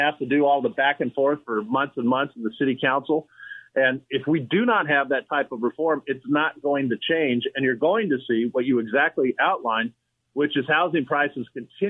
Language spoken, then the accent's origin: English; Oxnard, California, United States; moved away as an adult; now in San Diego, United States; I grew up in Oxnard, California.